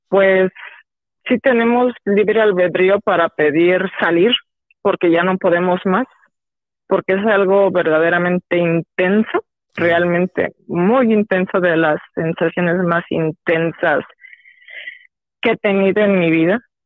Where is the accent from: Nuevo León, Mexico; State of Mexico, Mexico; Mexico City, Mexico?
State of Mexico, Mexico; del Estado de México